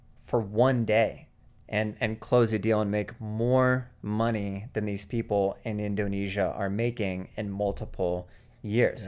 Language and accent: English; Seattle, Washington, United States; moved away; I grew up in Seattle, Washington